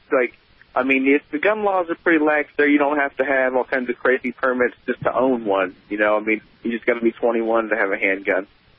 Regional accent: Ohio, United States; now in Missouri, United States; I grew up in Ohio, man. I spent a lot of years back there.

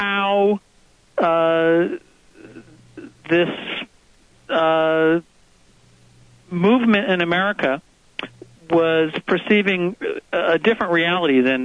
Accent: Northeast, United States; growing up in the Northeast

